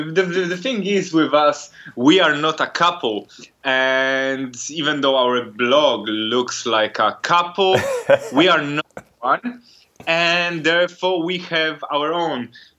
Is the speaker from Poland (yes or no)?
yes; Poland; I'm from Poland, just like Agnes